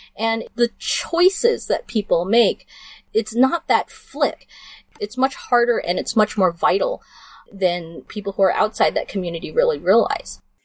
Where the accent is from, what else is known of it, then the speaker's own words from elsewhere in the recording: Burbank, California, United States; also born or lived in Los Angeles; I grew up in Burbank, which was the Lockheed plant